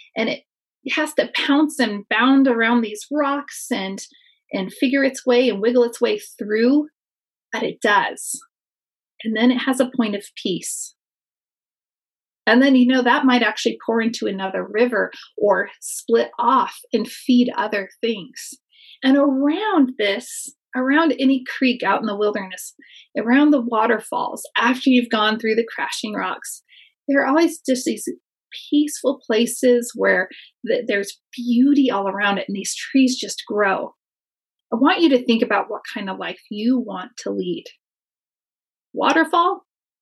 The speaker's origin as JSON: {"language": "English", "area": "near Yosemite Valley", "region": "California", "country": "United States", "tie": "born or raised there", "said": "I spent a lot of time growing up near Yosemite Valley."}